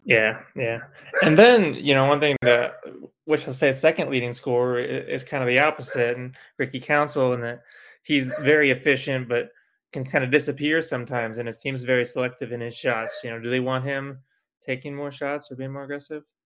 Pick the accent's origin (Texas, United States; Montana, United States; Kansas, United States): Kansas, United States; Winfield; I grew up in the Wichita area in Winfield, Kansas, and reading the Wichita Eagle.